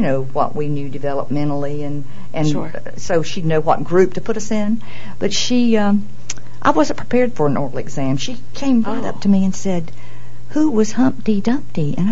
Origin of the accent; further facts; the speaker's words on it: Tabor City, North Carolina, United States; my hometown Tabor City